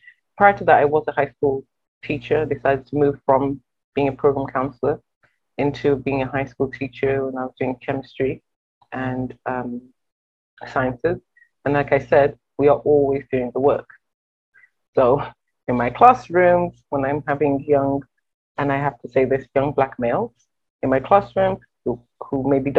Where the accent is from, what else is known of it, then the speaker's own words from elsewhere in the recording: England, United Kingdom; moved away as an adult; also born or lived in Nigeria; now in Windsor, Canada; I'm a very, very proud immigrant. I grew up in England. My heritage is Nigerian and Jamaican